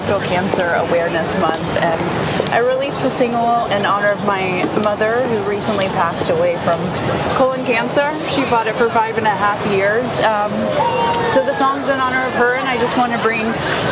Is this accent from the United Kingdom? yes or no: no; Knoxville, Tennessee, United States; now in Nashville, United States; growing up in Knoxville